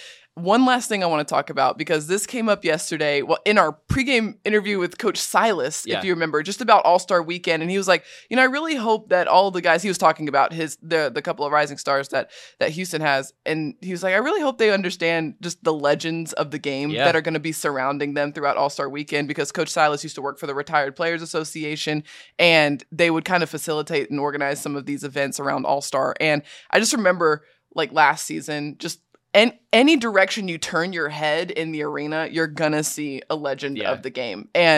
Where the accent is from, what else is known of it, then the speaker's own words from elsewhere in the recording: Australia; You know, I grew up in Australia.